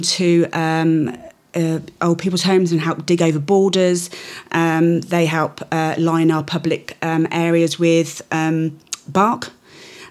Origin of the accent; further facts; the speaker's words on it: Bournemouth, South West England, United Kingdom; accent: Dorset; moved away as an adult; now in Shrewsbury, United Kingdom; I come from Bournemouth